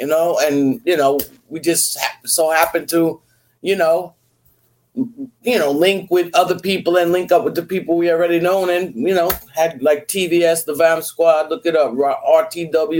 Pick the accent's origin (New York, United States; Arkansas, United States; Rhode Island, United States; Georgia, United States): New York, United States; New York City; now in Florida, United States; I'm Italian from Brooklyn